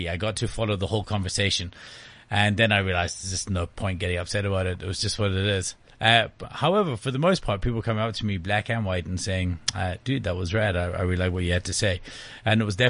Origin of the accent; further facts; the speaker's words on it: Scotland, United Kingdom; the reason Scottish people are generally funny is because we know that, we're shit at everything